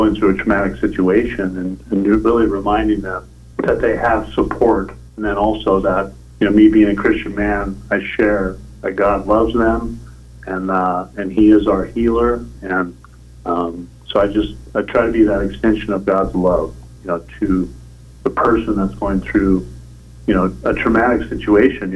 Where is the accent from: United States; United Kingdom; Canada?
United States; San Diego, California; moved away as an adult; also born or lived in Santa Barbara, California; now in Ventura, United States; I'm originally from San Diego, and I've been in the Ventura, Santa Barbara area now